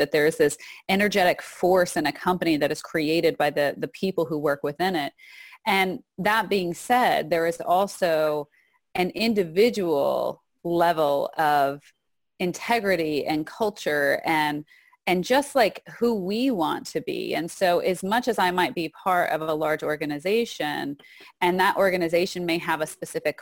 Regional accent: Texas, United States; moved away; also born or lived in Arizona; I actually also grew up in Texas. I was born in Texas

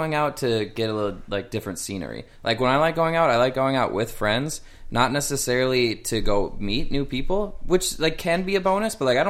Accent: Wisconsin, United States; now in Texas, United States; So growing up in Wisconsin

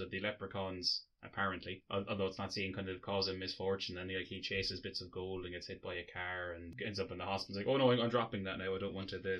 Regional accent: Ireland

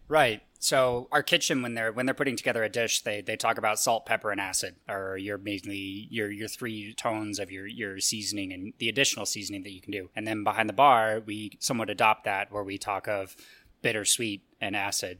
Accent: Casper, Wyoming, United States; moved away as an adult; also born or lived in New York; now in Denver, United States; I was born and raised in Casper, Wyoming

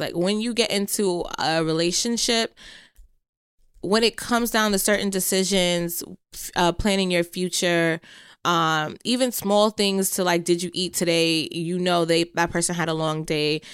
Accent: Jamaica; being Jamaican, I have one brother

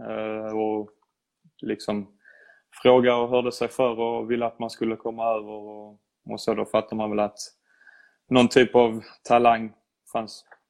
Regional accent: Sweden; moved away as an adult; now in Bologna, Italy; som svensk

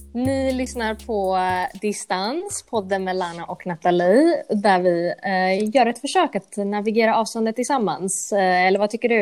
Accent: Gothenburg, Västra Götaland, Sweden; Swedish is a second language; moved away as an adult; also born or lived in United States / United Kingdom; jag växte upp i Angered

